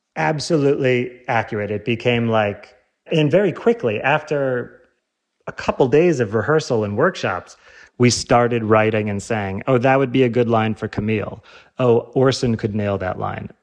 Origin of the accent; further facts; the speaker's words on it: Illinois, United States; I'm from Illinois